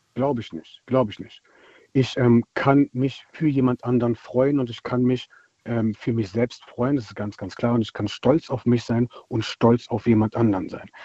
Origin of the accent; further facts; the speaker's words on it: Germany; also born or lived in Palatinate; now in Berlin, Germany; Ich bin selbst dunkelhäutig und bin in Deutschland aufgewachsen